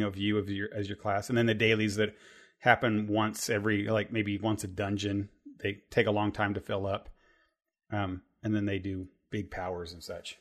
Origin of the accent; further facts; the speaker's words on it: Terre Haute, Indiana, United States; we grew up in Terre Haute, Indiana